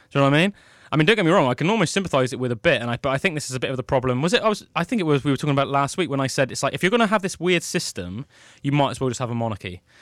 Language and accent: English; United Kingdom; We understand as British citizens